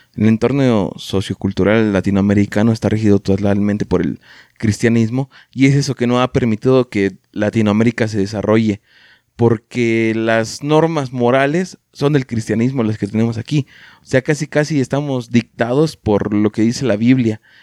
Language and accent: Spanish; Mexico; la cultura que tenemos como mexicanos